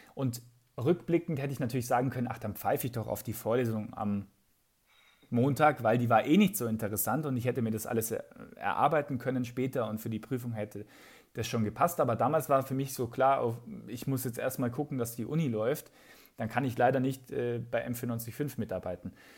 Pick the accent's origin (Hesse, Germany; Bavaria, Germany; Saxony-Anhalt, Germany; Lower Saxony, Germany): Bavaria, Germany; Aichach; accent: Bavarian; also born or lived in Munich; in Eichach, äh, wo ich aufgewachsen bin